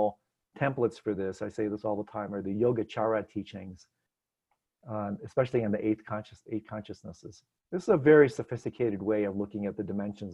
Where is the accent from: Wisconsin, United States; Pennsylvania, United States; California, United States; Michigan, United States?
Michigan, United States; Detroit; moved away; I'm from Detroit.